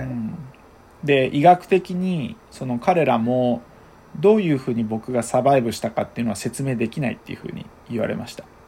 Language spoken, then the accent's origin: Japanese; Honbetsu, Hokkaido, Japan; 十勝平野にポツンとある、本当に小さい、小さな小さな